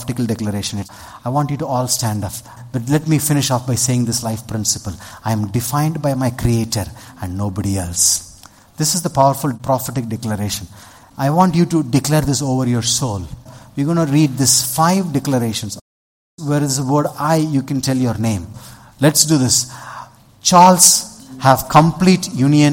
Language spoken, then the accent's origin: English; Vellore, Tamil Nadu, India; I'm a Tamilian. I grew up in Vellur.